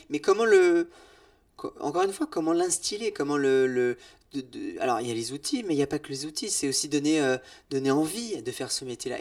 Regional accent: Brittany, France; je suis breton

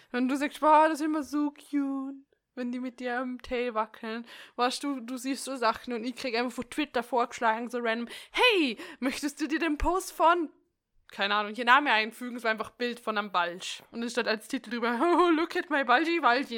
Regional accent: Austria; bei uns in Österreich

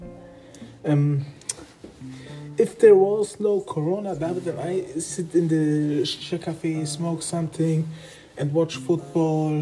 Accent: Nuremberg, Bavaria, Germany; English is a second language; I am from Germany, Bavaria, Nuremberg

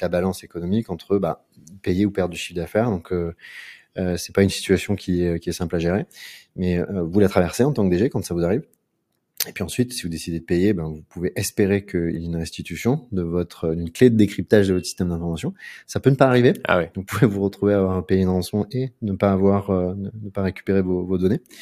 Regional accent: Aix-en-Provence, Provence-Alpes-Côte d'Azur, France; moved away as an adult; also born or lived in Paris; now in Marseille, France; Je suis né dans la ZUP d'Aix-en-Provence

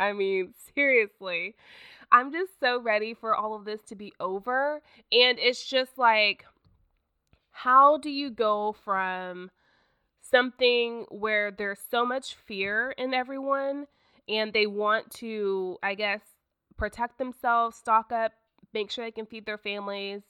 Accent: Oklahoma, United States; also born or lived in Broken Arrow, Oklahoma; I am from Oklahoma, and I live in a town called Broken Arrow.

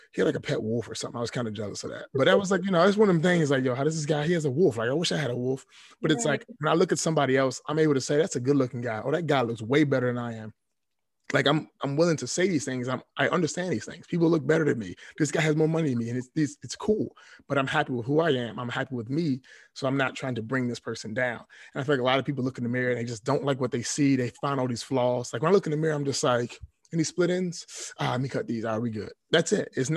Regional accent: Washington, District of Columbia, United States; I was born and raised in D.C., Southeast D.C.

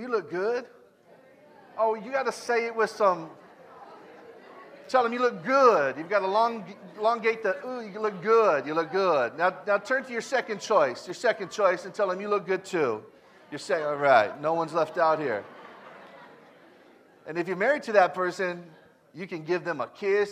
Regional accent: Elk Grove, California, United States; also born or lived in South Sacramento; I grew up in Elk Grove

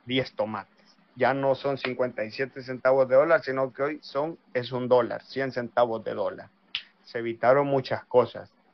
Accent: El Salvador; now in La Plata, Argentina; soy de El Salvador y actualmente, como dijo Facundo, estoy estudiando, eh, licenciatura y profesorado en sociología en la U N L P

